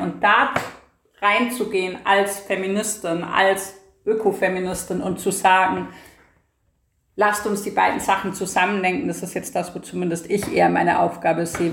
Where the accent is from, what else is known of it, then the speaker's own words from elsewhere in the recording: Bavaria, Germany; now in Vienna, Austria; im politischen Bayern, wo ich aufgewachsen bin